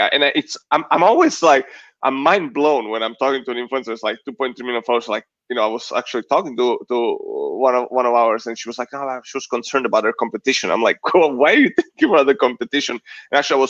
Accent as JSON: {"language": "English", "country": "Italy", "also_born_or_lived": "United States", "moved": "yes", "said": "I'm Italian American. Only been American for about 2 years or so."}